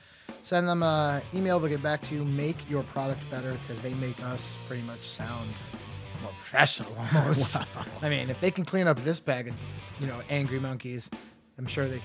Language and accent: English; Enfield, Connecticut, United States; Enfield, Connecticut, my hometown.